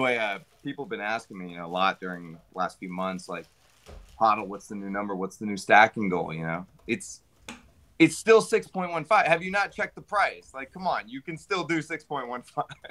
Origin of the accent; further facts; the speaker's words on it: United States; as an American